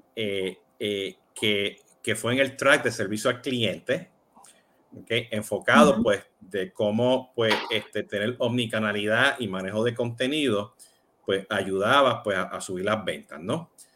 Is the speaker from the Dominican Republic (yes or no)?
no; Puerto Rico; yo soy boricua